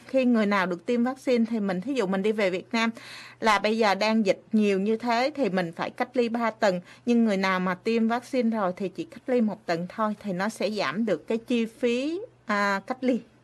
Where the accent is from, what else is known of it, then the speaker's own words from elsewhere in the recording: Vietnam; now in Japan; mình là người Việt Nam